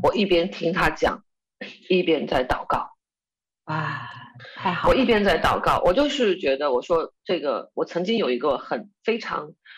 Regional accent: Chongqing, China; 我是重庆人

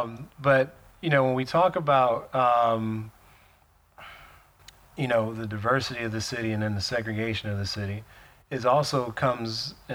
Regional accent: Milwaukee, Wisconsin, United States; I'm from Milwaukee.

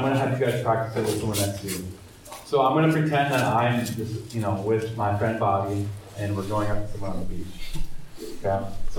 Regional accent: Minnesota, United States; I'm also from Minnesota.

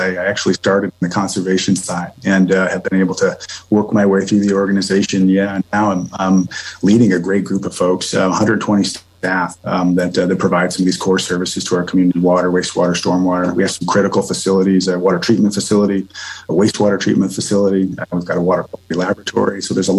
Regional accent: Upper Midwest, United States; moved away as an adult; also born or lived in Phoenix, Arizona / St. Paul, Minnesota; now in Bend, United States; Prior to that, I spent some time in the Phoenix Metro, where I did a lot in the water world. Prior to that, I was originally from the Upper Midwest.

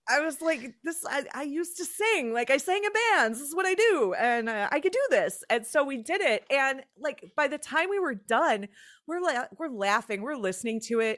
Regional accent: Chicago, Illinois, United States; moved away as an adult; also born or lived in Twin Cities, Minnesota; I was from the Chicagoland area originally.

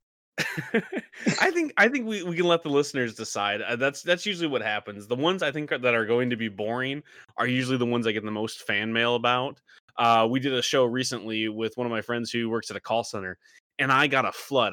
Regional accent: Michigan, United States; moved away; We grew up in the middle of nowhere, Michigan.

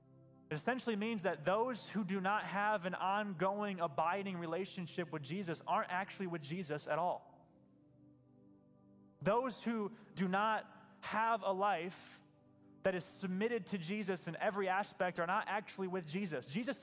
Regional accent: Michigan, United States; I'm a Christian because my family's Christian and I grew up in West Michigan.

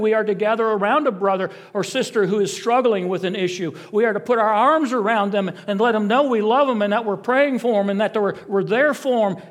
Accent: South Bend, Indiana, United States; moved away; The church I was raised in back in South Bend, Indiana, was known as Gospel Center Missionary Church

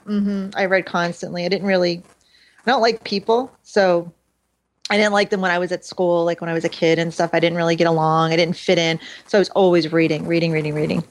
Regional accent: Hollywood, Florida, United States; also born or lived in Philadelphia, Pennsylvania; I was there from when I was about 12 years old

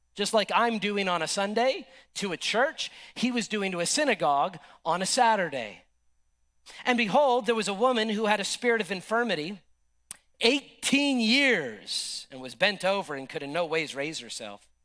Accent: United States; I love my country. I support my country. I'm an American

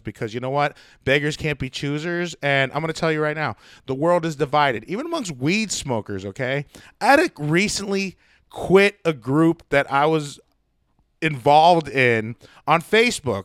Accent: United States; I'm an American

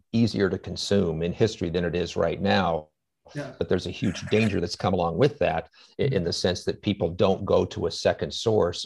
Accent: United States; having lived in this country my whole life

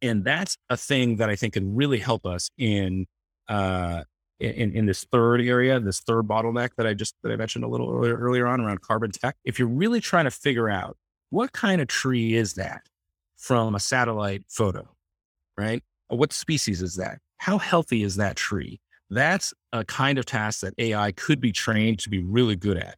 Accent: Palo Alto, California, United States; I grew up in Palo Alto, right in the, the, the heart of Silicon Valley

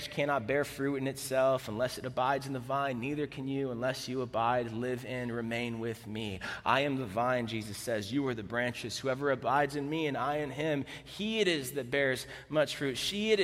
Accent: Florida, United States; I'm from Florida, the South

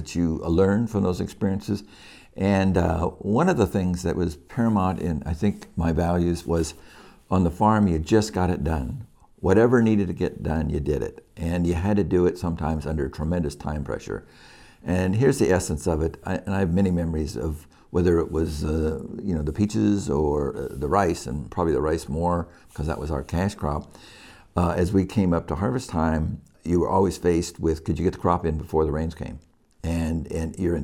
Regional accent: Yuba City, California, United States; also born or lived in Oakland; I grew up in Yuba City

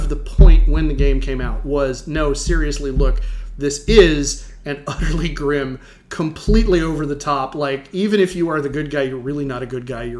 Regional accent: United States; as an American 12-year-old, 13-year-old

